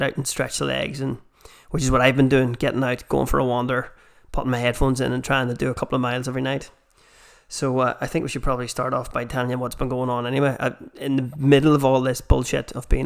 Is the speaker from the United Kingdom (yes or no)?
yes; Armagh, Northern Ireland, United Kingdom; accent: Armagh; the Armagh accent. Which I have myself